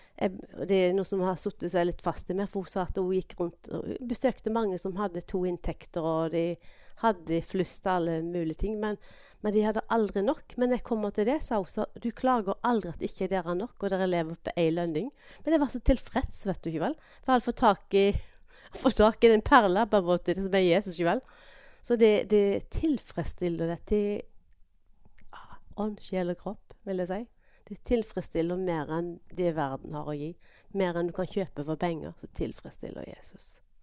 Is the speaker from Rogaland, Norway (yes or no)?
no; Grimstad, Agder, Norway; moved away as an adult; also born or lived in Veavågen, Karmøy; now in Karmøy, Norway; Jeg vokste opp i Grimstad